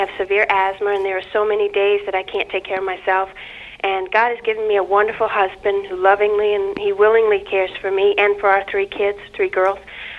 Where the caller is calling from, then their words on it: Ridgecrest, California, United States; I'm calling from Ridgecrest, California.